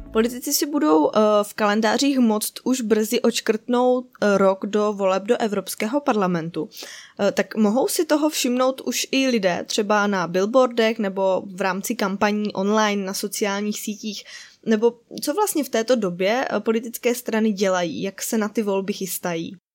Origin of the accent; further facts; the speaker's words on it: Czechia; já jako Češka